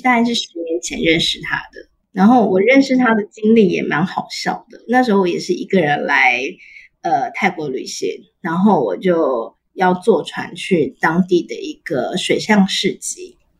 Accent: Taiwan; 我就说我台湾人

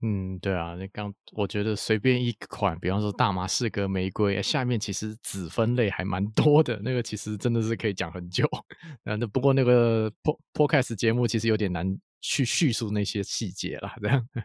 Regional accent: Taiwan; 我们台湾人对于吃这件事情，就是那个认知还蛮广的

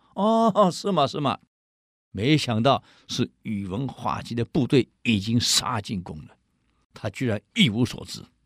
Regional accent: Taiwan; 我们台湾人

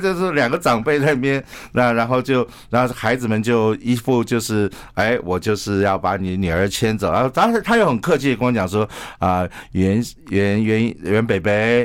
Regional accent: Taiwan; 我们是台湾来的医师

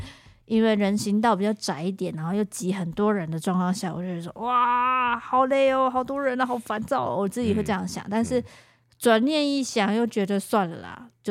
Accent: Taiwan; 只要有人发现我们是台湾人或什么的，我就跟我们之前讲的一样，其实对我们都超级客气的。

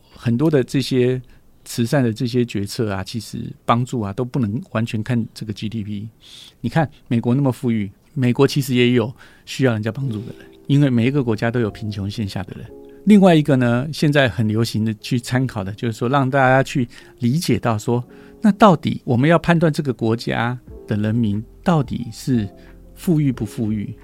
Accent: Taiwan; 我们台湾这边有三万六千多

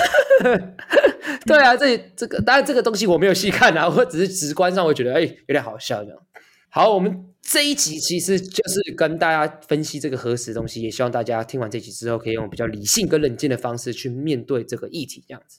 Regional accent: Taiwan; 作为一个台湾人

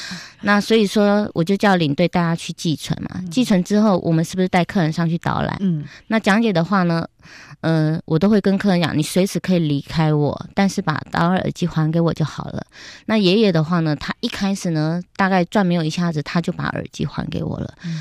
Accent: Taiwan; 我们身为土生土长台湾人

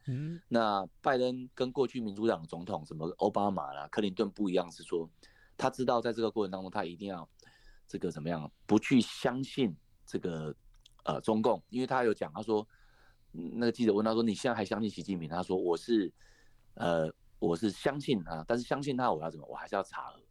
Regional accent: Taiwan; 我们台湾这边

